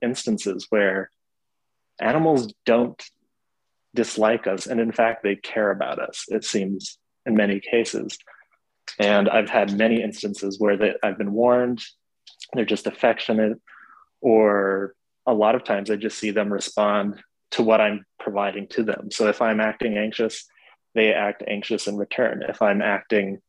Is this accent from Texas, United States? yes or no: no; Farron, Utah, United States; moved away; my hometown of Farron